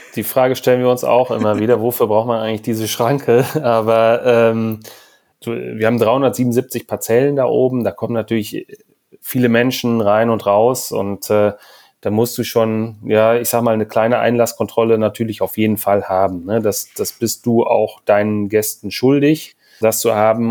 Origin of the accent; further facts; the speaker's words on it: Hamburg, Germany; wir sind aus Hamburg